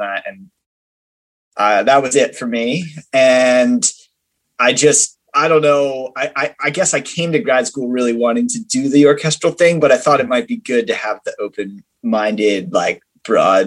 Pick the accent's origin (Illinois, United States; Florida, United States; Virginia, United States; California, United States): Virginia, United States; moved away as an adult; now in Texas, United States; I grew up in Virginia